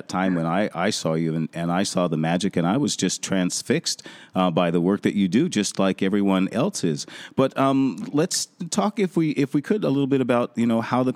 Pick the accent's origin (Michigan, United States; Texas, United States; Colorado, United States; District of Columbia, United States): Colorado, United States; Denver; moved away; I lived, you know, most of my growing up life there in Denver